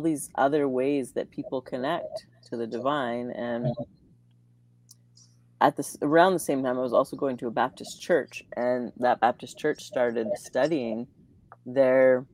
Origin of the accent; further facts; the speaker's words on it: Alberta near Calgary, Canada; moved away as an adult; also born or lived in Vancouver; now in Calgary, Canada; I grew up in Alberta near Calgary.